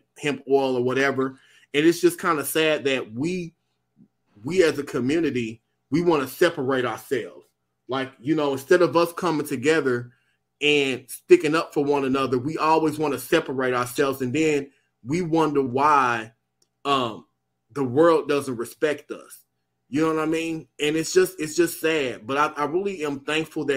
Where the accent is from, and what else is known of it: United States